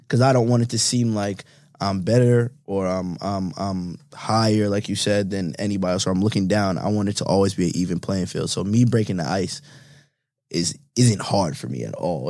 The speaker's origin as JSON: {"language": "English", "region": "New York", "country": "United States", "said": "I'm from New York"}